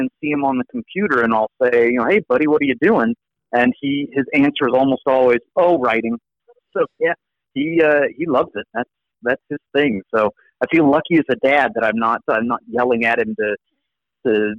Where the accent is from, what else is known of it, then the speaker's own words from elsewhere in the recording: Yuma, Arizona, United States; also born or lived in Mesa, Arizona / Gilbert, Arizona; I was born in Mesa, but my family moved to Yuma, Arizona when I was three